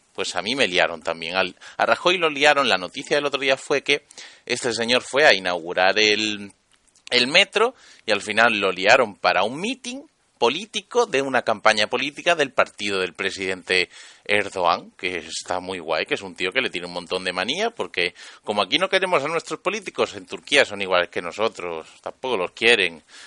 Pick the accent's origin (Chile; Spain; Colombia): Spain; Catalonia; also born or lived in Andalusia; Yo soy andaluz nacido en Cataluña